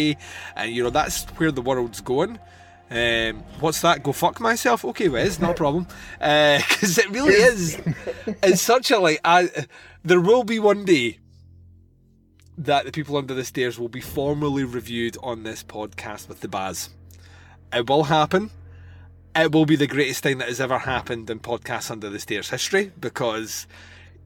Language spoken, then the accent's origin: English; Scotland, United Kingdom; I come from Scotland